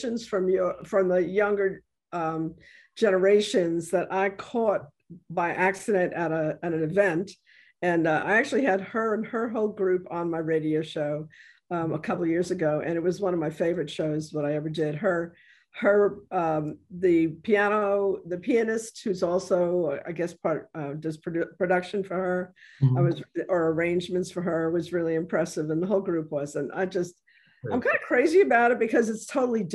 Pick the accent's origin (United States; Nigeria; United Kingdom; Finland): United States; New York; moved away as an adult; now in New Orleans, United States; I'm originally from New York and I've been here for more years now than I lived in New York, but I lived up until I was 30 in New York.